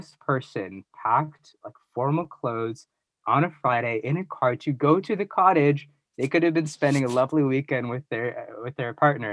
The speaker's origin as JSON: {"language": "English", "town": "Oakville", "region": "Ontario", "country": "Canada", "tie": "born or raised there", "said": "I grew up in Oakville."}